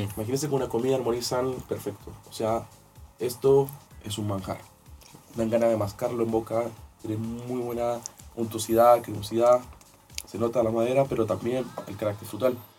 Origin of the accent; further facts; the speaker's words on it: Maipo Valley, Santiago Metropolitan Region, Chile; yo soy del Valle del Maipo